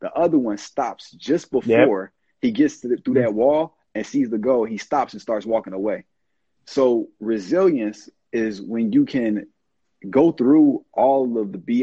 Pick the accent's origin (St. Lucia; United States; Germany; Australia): United States; Chicago, Illinois; now in East Coast, United States; I'm from the South Side of Chicago